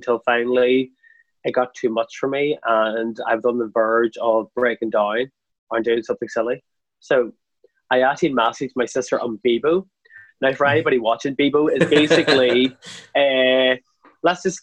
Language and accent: English; Craigavon, Northern Ireland, United Kingdom; now in Belfast, United Kingdom; I'm not from Belfast originally. I'm actually from a small town called Craigavon, which is in County Armagh. So growing up back then, the idea of gay was still very taboo